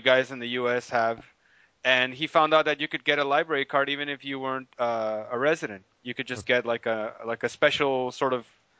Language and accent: English; Tijuana, Baja California, Mexico; I was born in Tijuana